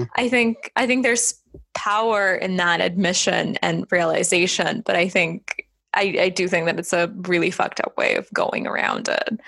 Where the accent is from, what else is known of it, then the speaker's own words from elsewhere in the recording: Estonia; I'm from the Baltics. I'm from Estonia